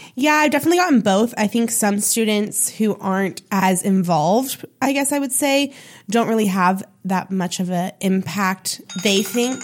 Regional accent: Sonoma, California, United States; moved away as an adult; now in Chico, United States; my hometown a little bit, Sonoma

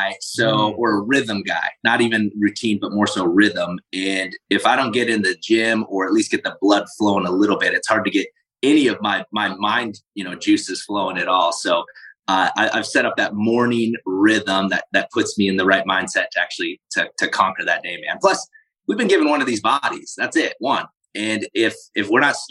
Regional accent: South Dakota, United States; I grew up in South Dakota

